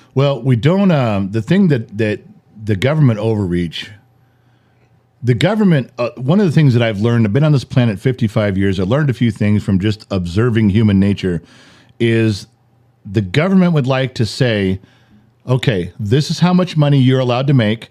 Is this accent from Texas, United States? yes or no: no; Los Angeles, California, United States; growing up in Los Angeles in the seventies and eighties